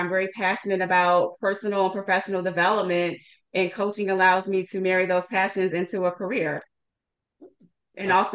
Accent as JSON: {"language": "English", "town": "Washington", "region": "District of Columbia", "country": "United States", "tie": "born or raised there", "also_born_or_lived": "Seattle, Washington", "moved": "as an adult", "said": "relocated back to my hometown of Washington, D.C."}